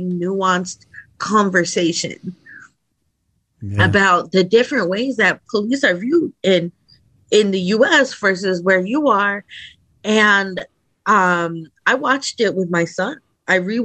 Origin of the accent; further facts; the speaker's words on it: New Haven, Connecticut, United States; I grew up in the Northeast. Like around the New Haven area in New Haven